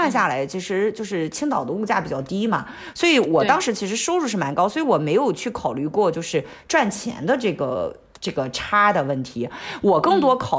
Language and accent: Chinese; Hong Kong; 就不是那种啊会觉得我是香港人呀，我有点厉害呀，或者什么瞧不起大陆